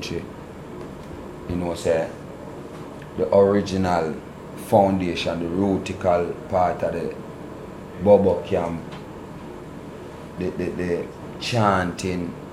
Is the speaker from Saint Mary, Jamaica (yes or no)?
yes; Saint Mary, Jamaica; accent: patois; now in Kingston, Jamaica; I was born in St. Mary